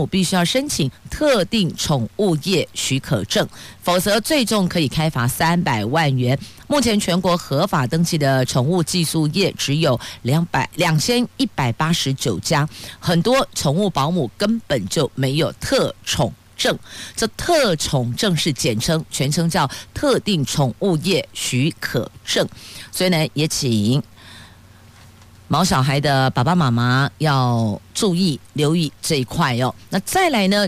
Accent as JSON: {"language": "Chinese", "country": "Taiwan", "tie": "born or raised there", "said": "宝岛、民主的台湾，还真的是挺珍贵的，也很庆幸我们是生在这里、长在这里"}